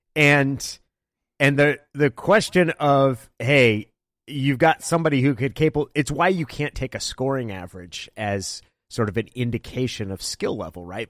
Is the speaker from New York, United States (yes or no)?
no; Klamath Falls, Oregon, United States; moved away; I grew up in Klamath Falls, which is about three hours down Highway ninety-seven